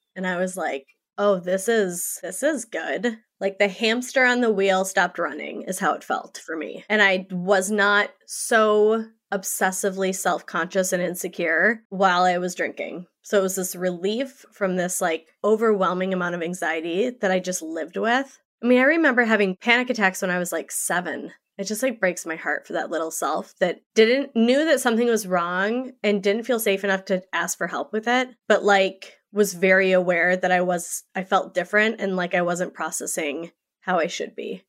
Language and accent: English; Saint Paul, Minnesota, United States; also born or lived in New York; I grew up in Saint Paul, Minnesota. I live outside of there